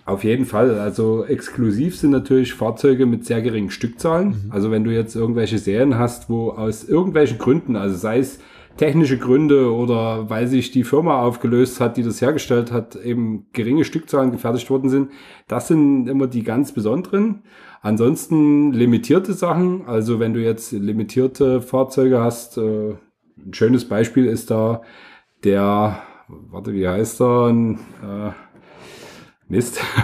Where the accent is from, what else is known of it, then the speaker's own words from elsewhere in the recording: Bulgaria; moved away; ich bin in Bulgarien geboren